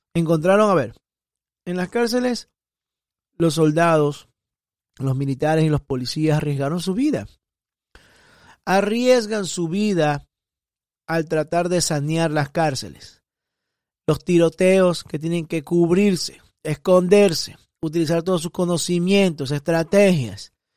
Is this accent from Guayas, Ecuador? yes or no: yes; Guayaquil, Guayas, Ecuador; now in Miami, United States; Soy guayaco, guayaquileño de Ecuador. Y vivo acá en Estados Unidos, en Miami